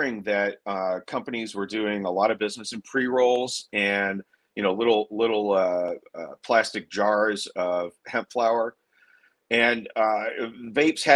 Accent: Pasadena, Texas, United States; I'm from Pasadena, Texas. A lot of guys I grew up with are working class guys

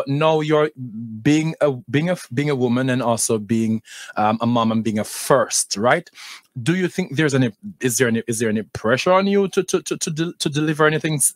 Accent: Jamaica; also born or lived in Palm Beach County, Florida; of course I'm Jamaican

